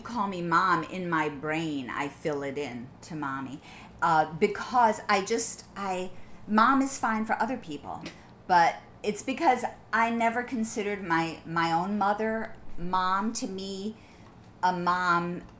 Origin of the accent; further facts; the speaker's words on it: Midwest, United States; In part because when I was growing up in the Midwest, I never had as hard a Midwestern accent as a lot